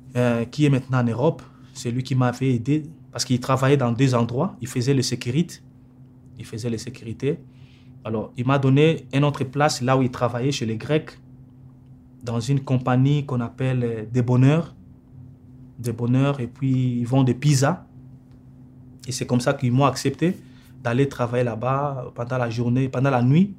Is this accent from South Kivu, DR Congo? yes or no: no; Kinshasa, DR Congo; moved away as an adult; also born or lived in Cape Town, South Africa; now in Calgary, Canada; j'ai quitté à 2004, j'ai quitté Kinshasa. Et je suis parti en Afrique du Sud, dans la ville de Cape Town. Et c'est là où j'ai passé tout mon temps jusqu'à 2014 que j'ai quitté pour venir ici au Canada